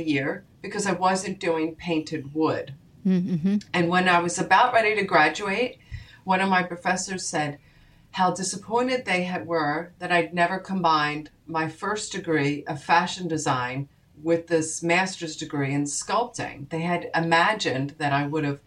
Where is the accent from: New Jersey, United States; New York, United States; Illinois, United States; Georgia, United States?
New Jersey, United States; Haddonfield; my hometown of Haddonfield, New Jersey